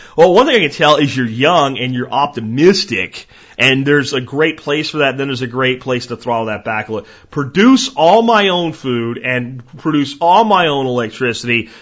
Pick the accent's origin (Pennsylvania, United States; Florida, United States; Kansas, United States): Florida, United States; Jacksonville; moved away; I grew up in Jacksonville for quite a bit of my childhood, and I loved roaming the swamps on the Atlantic side in, in Jacksonville, Florida